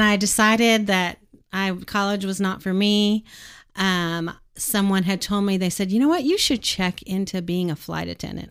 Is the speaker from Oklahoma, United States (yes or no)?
yes; Edmond, Oklahoma, United States; I grew up in Edmond